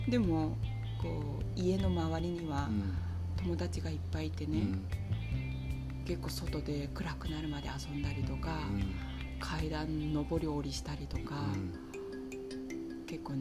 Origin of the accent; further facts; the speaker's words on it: China; now in Japan; まあ、中国出身だから